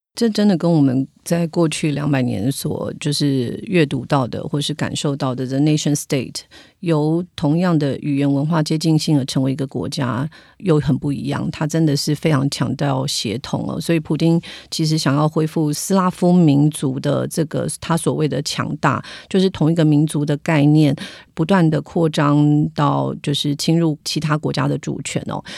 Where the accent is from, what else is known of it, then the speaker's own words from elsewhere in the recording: Taiwan; 我们台湾人